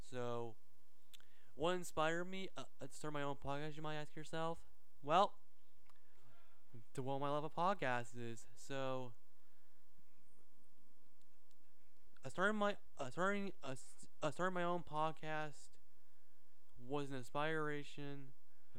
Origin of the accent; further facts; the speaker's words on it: Iowa, United States; now in Florida, United States; I was born in Iowa originally, but I live in Florida